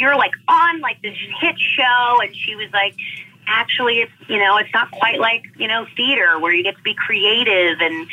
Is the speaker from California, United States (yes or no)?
yes; Los Angeles, California, United States; I am born and raised in California, Southern California, specifically Los Angeles